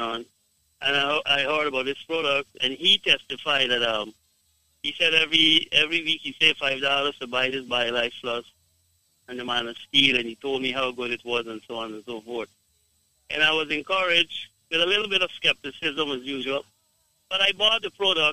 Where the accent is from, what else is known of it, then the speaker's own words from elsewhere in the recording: Guyana; I am from Guyana